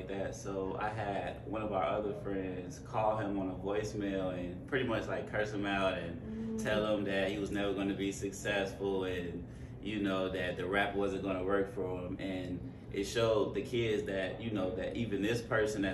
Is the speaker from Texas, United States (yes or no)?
no; outside Chicago, Illinois, United States; I grew up outside Chicago